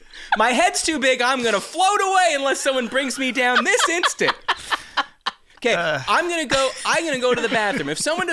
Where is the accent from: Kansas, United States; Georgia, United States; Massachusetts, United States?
Georgia, United States; Atlanta; And when I said I was from Atlanta and they're like, oh, what were you doing there?